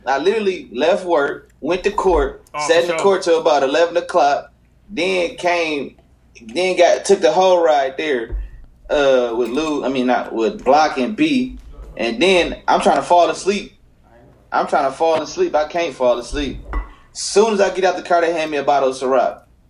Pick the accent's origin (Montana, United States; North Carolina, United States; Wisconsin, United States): Wisconsin, United States; Milwaukee; Me, I said, bitch, I'm from Milwaukee.